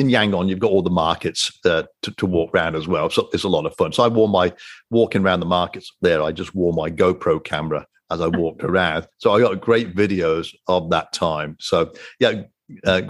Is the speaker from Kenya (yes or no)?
no; United Kingdom; moved away; I'm a Brit